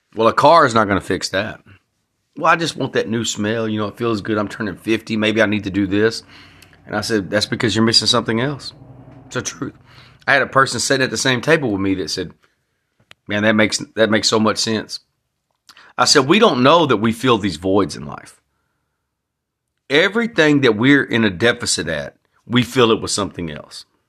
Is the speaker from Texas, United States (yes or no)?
yes; Texas, United States; I'm proud to be a Texan